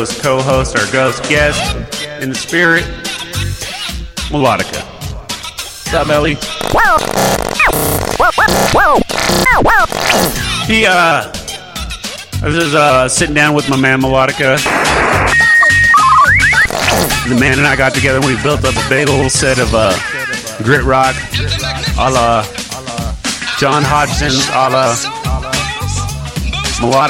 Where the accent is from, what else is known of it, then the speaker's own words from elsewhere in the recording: Tacoma, Washington, United States; my hometown of Tacoma, Grit City.